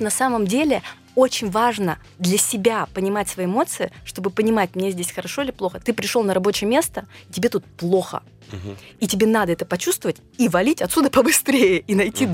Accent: Nizhny Tagil, Sverdlovsk Oblast, Russia; я родилась в Нижнем Тагиле, у меня папа армянин, мама азербайджанка

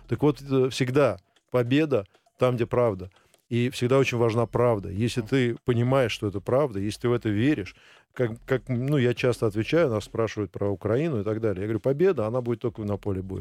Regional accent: Russia; moved away as an adult; also born or lived in Switzerland / Indonesia; когда я приехал первый раз э, работать в Швейцарию, а я был из России

